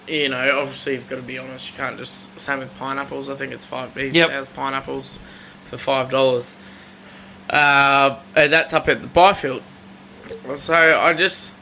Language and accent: English; Sunshine Coast, Queensland, Australia; back home where we grew up on the Sunshine Coast